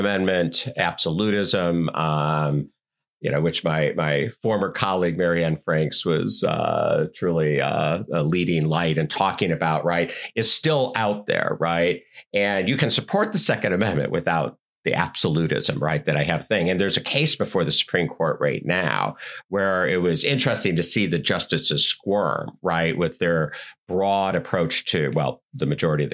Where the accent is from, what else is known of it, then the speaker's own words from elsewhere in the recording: Wisconsin, United States; I grew up in Wisconsin